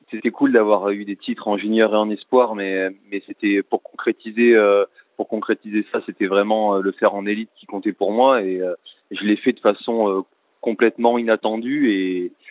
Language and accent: French; France; peu importe le critère que qu'on faisait en tant que Français